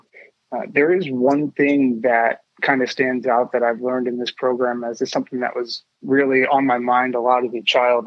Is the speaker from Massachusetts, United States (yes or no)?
no; Ann Arbor, Michigan, United States; also born or lived in Chicago, Illinois; My family ended up moving to Ann Arbor, Michigan, and I like to call most of my childhood in Ann Arbor sort of what I remember the most